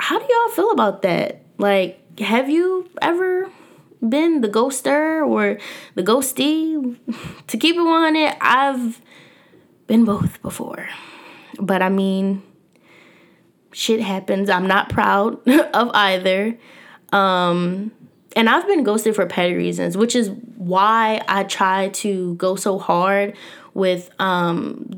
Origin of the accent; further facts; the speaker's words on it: Philadelphia, Pennsylvania, United States; I was born and raised here in North Philadelphia